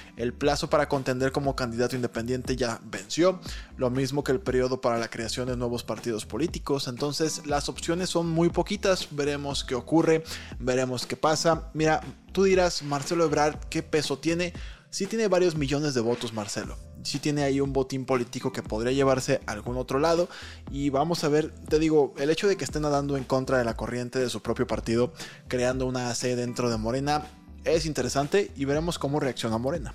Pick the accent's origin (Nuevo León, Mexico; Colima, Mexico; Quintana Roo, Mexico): Colima, Mexico; yo nací en una zona sísmica, yo nací en Colima. Y el crecer en una zona sísmica